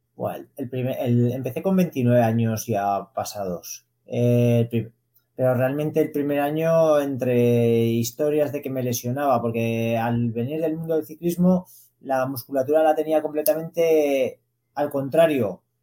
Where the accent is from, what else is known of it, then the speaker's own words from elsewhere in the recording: Zaragoza, Aragon, Spain; yo nací en Zaragoza, sí que de pequeño eh, vivía en el barrio de Las Fuentes, que es un barrio obrero de Zaragoza